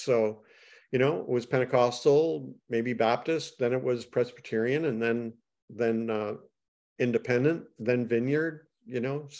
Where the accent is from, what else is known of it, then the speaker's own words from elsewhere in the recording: Canada; I'm Canadian.